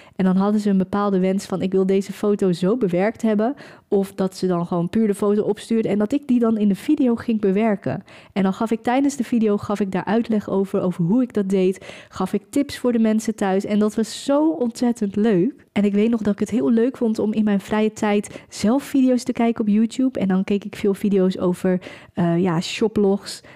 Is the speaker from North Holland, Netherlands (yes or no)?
yes; Velserbroek, North Holland, Netherlands; Ik kom zelf uit een heel klein dorp, ik kom zelf uit Velsenbroek.